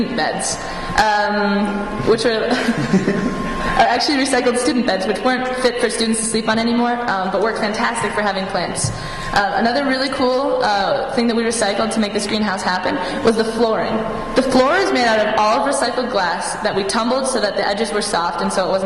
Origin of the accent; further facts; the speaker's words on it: Bloomington, Minnesota, United States; I'm a first year from Bloomington, Minnesota